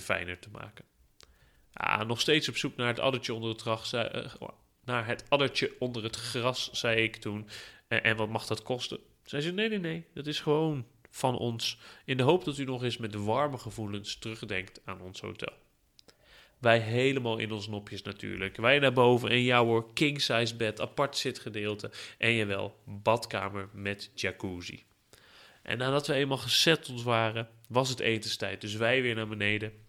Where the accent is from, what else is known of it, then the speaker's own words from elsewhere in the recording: Netherlands; als Nederlander